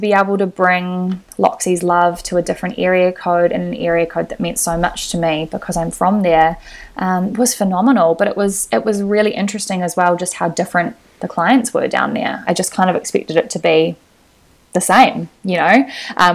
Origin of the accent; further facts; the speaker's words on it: Lower Hutt, Wellington, New Zealand; moved away as an adult; now in Auckland, New Zealand; I'm from Lower Hutt, so I would visit Wellington a lot to see my family